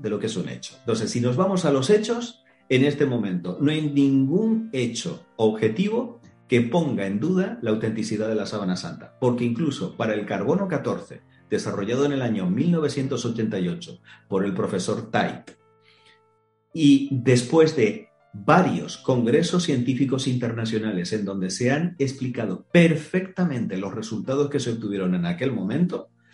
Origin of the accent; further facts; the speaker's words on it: Tenerife, Canary Islands, Spain; yo soy oriundo de Canarias, de Tenerife